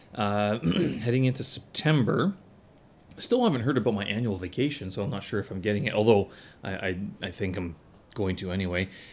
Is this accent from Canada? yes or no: yes; Canada; moved away; being a Canadian